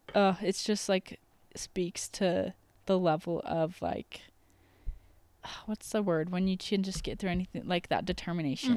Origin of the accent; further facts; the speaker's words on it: United States; the American that I am